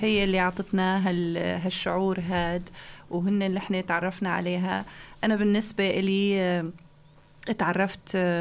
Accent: Aleppo, Aleppo Governorate, Syria; moved away as an adult; also born or lived in Germany; now in Flensburg, Germany; من سوريا من حلب

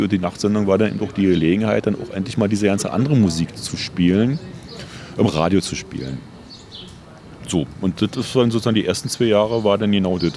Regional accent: Berlin, Germany; ich komme aus Ostberlin

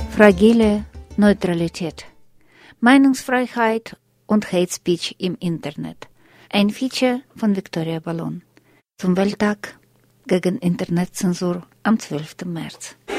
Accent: Russia; now in Germany

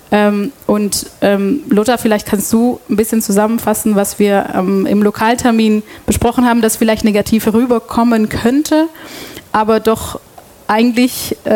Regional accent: Antwerp, Flanders, Belgium; German is a second language; moved away as an adult; also born or lived in Brussels; now in Ulm, Germany; Ähm, ich komme aus Belgien, wohne seit sechs Jahren in Ulm und bin seit 2014 bei Radio FreeFM. Ich komme ursprünglich ähm, aus Antwerpen

